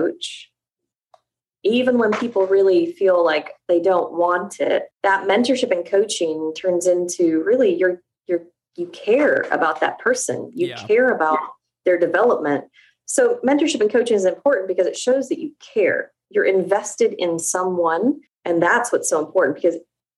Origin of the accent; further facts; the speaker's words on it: England, United Kingdom; moved away; I was raised in England